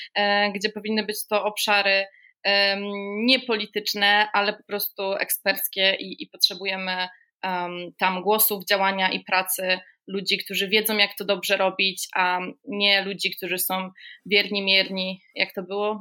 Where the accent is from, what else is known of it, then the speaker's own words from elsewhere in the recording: Gdańsk, Pomeranian Voivodeship, Poland; ja jestem gdańszczanką z urodzenia, więc mój tutaj region to Kaszuby